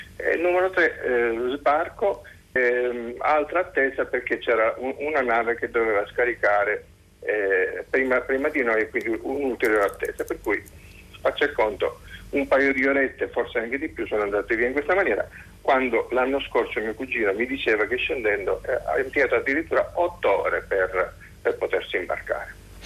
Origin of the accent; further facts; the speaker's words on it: Sicily, Italy; moved away; also born or lived in Caserta / Veneto; telefono da Caserta, anche se sono siciliano